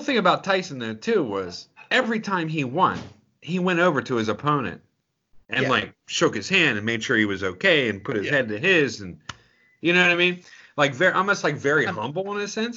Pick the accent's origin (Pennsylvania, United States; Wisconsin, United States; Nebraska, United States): Pennsylvania, United States; Pittsburgh; we grew up in Pittsburgh